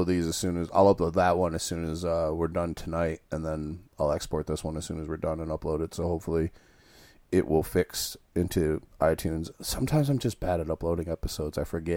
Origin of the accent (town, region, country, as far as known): Muskegon, Michigan, United States; born or raised there